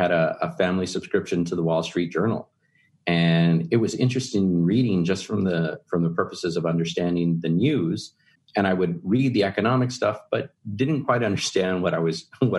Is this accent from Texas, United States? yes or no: yes; Texas, United States; Texans tend to be really proud of being from Texas, as am I.